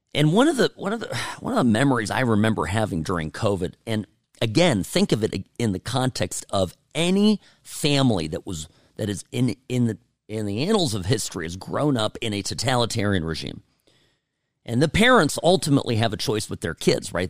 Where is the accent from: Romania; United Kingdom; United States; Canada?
United States; I am finding myself here as an American